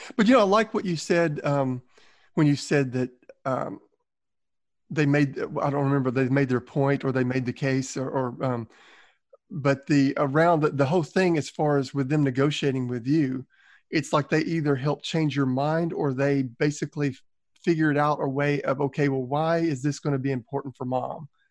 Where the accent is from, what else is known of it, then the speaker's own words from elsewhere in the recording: Southern, United States; accent: Southern; my Southern accent